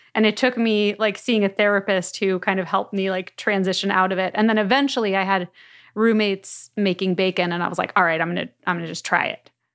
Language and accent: English; Miami Beach, Florida, United States; now in Los Angeles, United States; I've been in Los Angeles for ages, but I am from Miami Beach